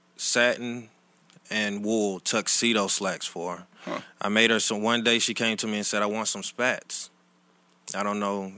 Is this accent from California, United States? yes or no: no; Riverdale, Georgia, United States; moved away as an adult; also born or lived in New York; now in Atlanta, United States; I'm actually from Riverdale, Georgia, which is south of Atlanta.